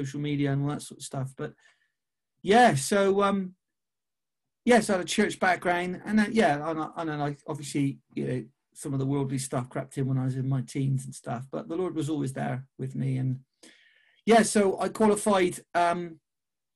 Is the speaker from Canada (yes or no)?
no; Bristol, South West England, United Kingdom; I was born in Kingswood in Bristol. I still live in Bristol now. So I'm now 44. I'll be 45 in August. So I've lived here basically all my